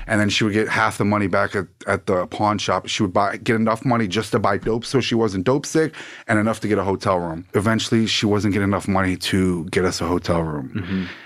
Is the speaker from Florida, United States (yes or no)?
yes; Plantation, Florida, United States; also born or lived in Fort Lauderdale, Florida / Coral Springs, Florida; born in Fort Lauderdale, Florida. Grew up in Plantation